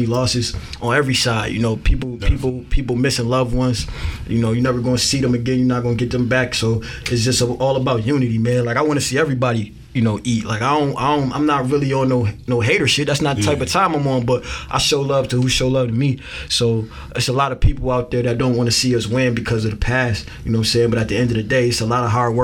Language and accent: English; Buffalo, New York, United States; I'm from Buffalo